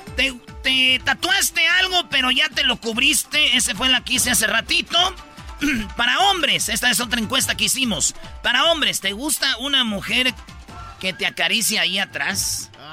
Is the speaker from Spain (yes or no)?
no; Jiquilpan, Michoacán, Mexico; La de Michoacán, que es de mi pueblo, de Jiquilpan